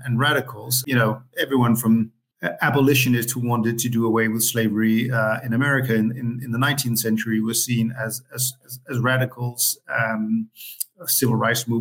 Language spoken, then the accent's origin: English; Copenhagen, Capital Region of Denmark, Denmark; I am born and raised in Copenhagen in Denmark